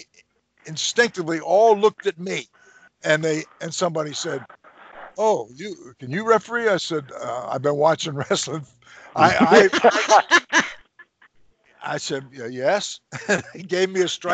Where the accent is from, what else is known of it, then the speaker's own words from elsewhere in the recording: Trenton, New Jersey, United States; moved away as an adult; now in Youngstown, United States; I was born and raised in Trenton